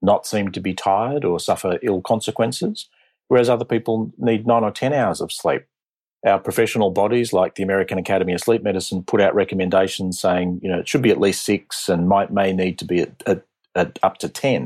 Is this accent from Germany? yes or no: no; Australia; accent: Australian; also born or lived in Boston; So I trained initially as a pulmonologist from Australia. You can tell from my accent.